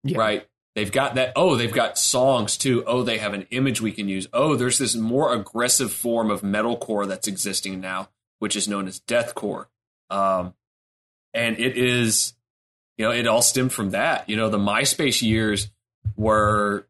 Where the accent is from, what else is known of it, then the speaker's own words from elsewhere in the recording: Arkansas, United States; I grew up in Arkansas and we can make jokes about that all day long, but I grew up in the sticks of Arkansas as well